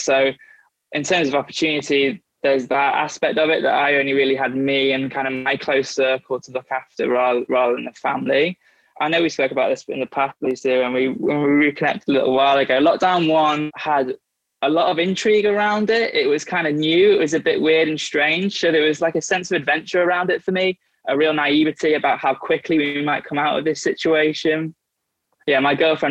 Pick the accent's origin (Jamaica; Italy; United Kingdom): United Kingdom; moved away as an adult; also born or lived in Liverpool / London; I grew up on the North Wales, England border